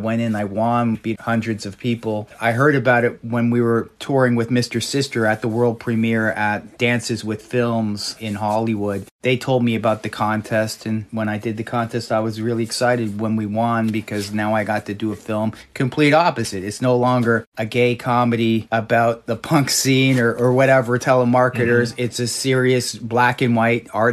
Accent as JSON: {"language": "English", "town": "Toronto", "region": "Ontario", "country": "Canada", "tie": "born or raised there", "moved": "yes", "lives_now": "New York, United States", "said": "Growing up in Toronto, I was the goth DJ for at least a good decade."}